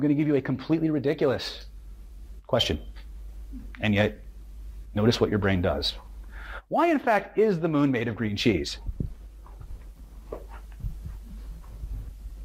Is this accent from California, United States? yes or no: yes; California, United States; I'm from California